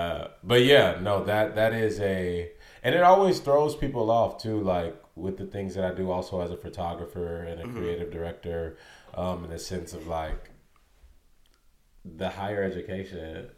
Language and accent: English; St. Louis, Missouri, United States; St. Louis, Missouri.